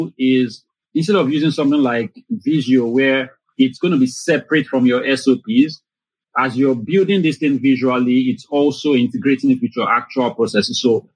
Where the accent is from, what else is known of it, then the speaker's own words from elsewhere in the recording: Lagos, Nigeria; I was born and I grew up in Lagos, Nigeria.